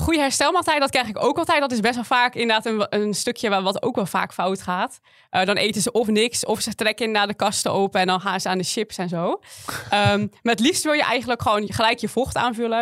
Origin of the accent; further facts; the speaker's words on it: West Friesland, North Holland, Netherlands; Ik kom uit Noord-Holland, uit West-Friesland